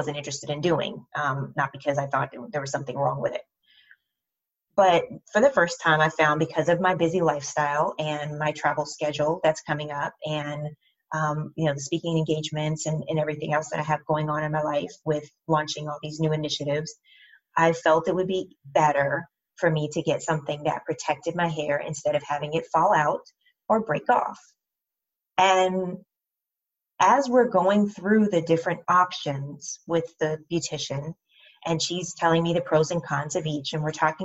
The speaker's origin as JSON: {"language": "English", "country": "United States", "said": "I'm African American"}